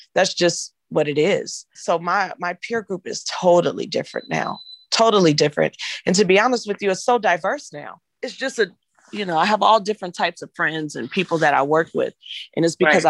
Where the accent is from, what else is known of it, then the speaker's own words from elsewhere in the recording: Inglewood, California, United States; I grew up in Inglewood, California